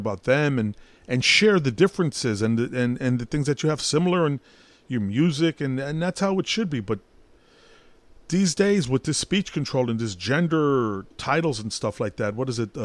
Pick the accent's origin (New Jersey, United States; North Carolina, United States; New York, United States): New York, United States; New York City; I'm Puerto Rican, but I was born in Brooklyn